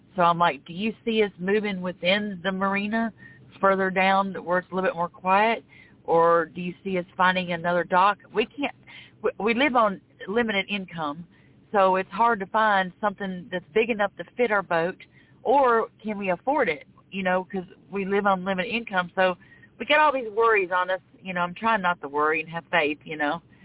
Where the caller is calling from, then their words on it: Florida, United States; I'm calling from Florida